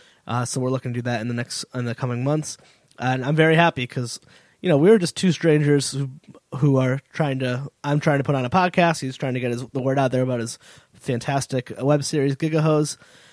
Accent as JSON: {"language": "English", "region": "Connecticut", "country": "United States", "moved": "yes", "lives_now": "Providence, United States", "said": "I live in Providence, but my in-laws live in Jersey. I'm from Connecticut."}